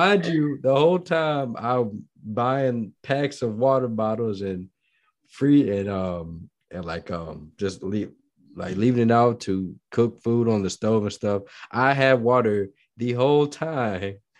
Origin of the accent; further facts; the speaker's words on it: Midwest, United States; now in Texas, United States; I'm not from Texas, I've been in mid, I'm, I'm from the Midwest